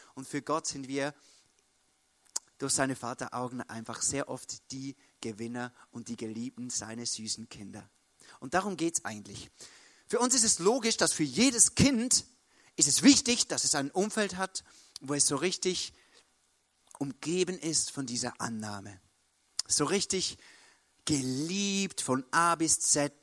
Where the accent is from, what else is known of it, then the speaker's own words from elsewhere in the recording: Switzerland; Bei uns in der Schweiz